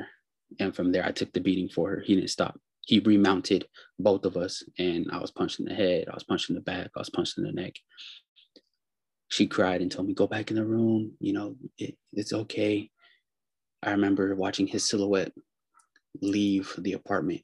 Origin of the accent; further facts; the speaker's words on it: Pittsburg, California, United States; So I live in California. I'm from Pittsburgh in the Bay Area.